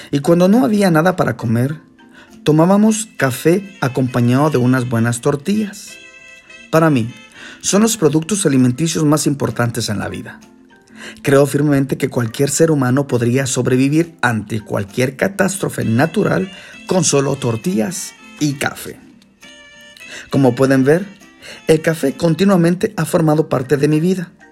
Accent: Guatemala; born there; La primera es porque nací en Guatemala, país que hace parte de los más grandes e importantes agricultores y exportadores de café.

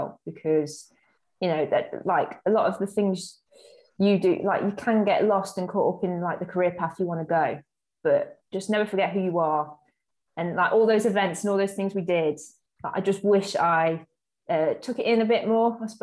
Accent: Nottingham, East Midlands, United Kingdom; grew up in Nottingham.

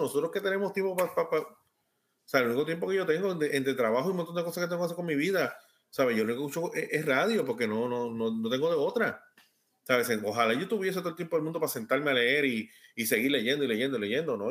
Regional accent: Puerto Rico; soy puertorriqueño.

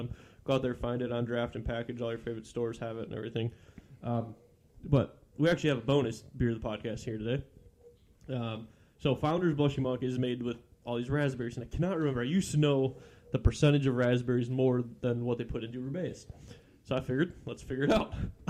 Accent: Michigan, United States; I'm from Michigan.

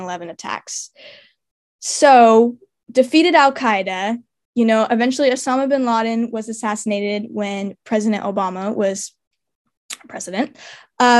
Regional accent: United States; As an American

